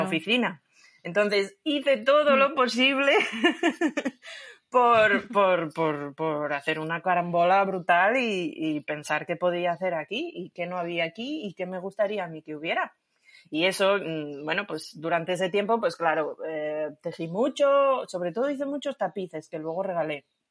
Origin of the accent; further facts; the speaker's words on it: Asturias, Spain; soy de Asturias